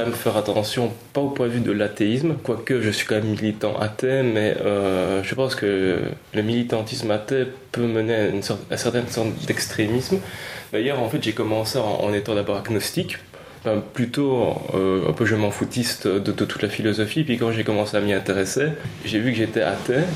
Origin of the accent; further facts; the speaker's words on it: Belgium; Nous sommes donc des Belges